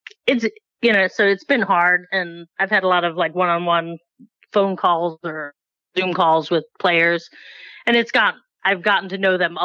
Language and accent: English; California, United States; moved away as an adult; now in Northeast, United States; I grew up in California.